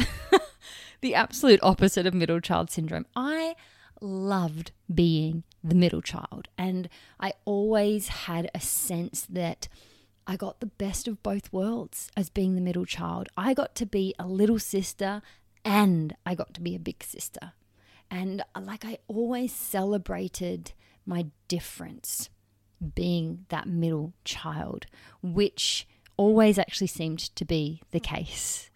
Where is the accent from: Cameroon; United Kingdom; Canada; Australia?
Australia; Perth, Western Australia; I was born in Perth, Western Australia, on May eighth, nineteen ninety